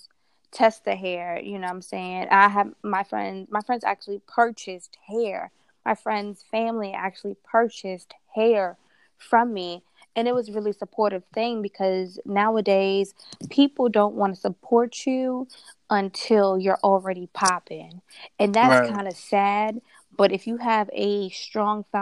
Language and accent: English; New York City, New York, United States; We're both from New York